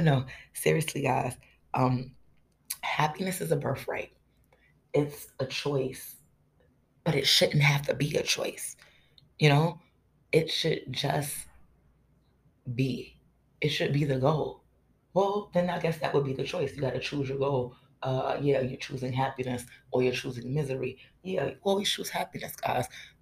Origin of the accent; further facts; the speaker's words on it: United States; as an American